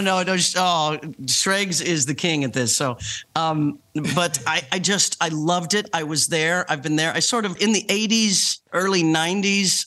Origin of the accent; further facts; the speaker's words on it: Leavenworth, Kansas, United States; I was born in Leavenworth, Kansas. Born and raised in Kansas